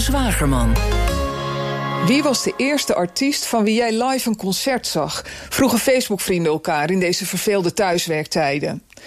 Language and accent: Dutch; Netherlands; de suffe polder waar ik opgroeide